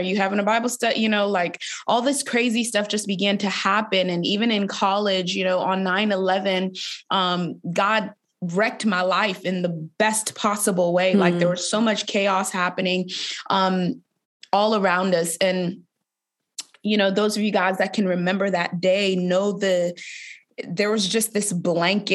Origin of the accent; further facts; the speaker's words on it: Boston, Massachusetts, United States; I grew up in Boston, Massachusetts